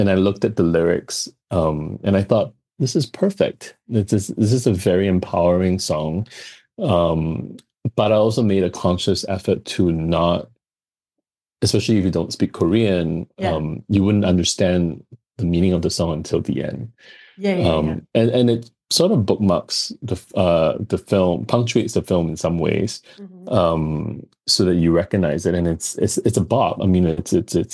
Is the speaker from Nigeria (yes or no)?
no; Singapore; also born or lived in Los Angeles; coming from Singapore, where we are very multicultural